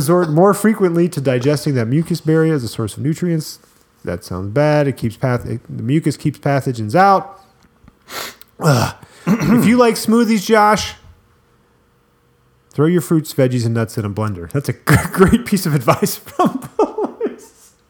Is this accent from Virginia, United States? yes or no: yes; Richmond, Virginia, United States; born there; I was born in Richmond, Virginia.